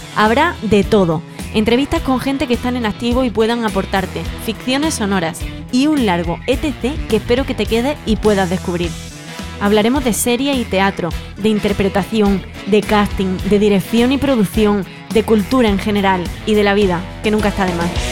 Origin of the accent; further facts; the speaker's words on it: San José, Andalusia, Spain; la plaza de mi pueblo, en San José